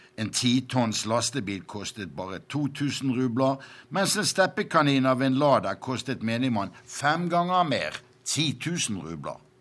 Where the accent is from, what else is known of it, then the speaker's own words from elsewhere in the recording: Bergen, Vestland, Norway; moved away as an adult; now in Moscow, Russia; På 1950-tallet hjemme i Bergen kjøpte min mor alltid en markkaffe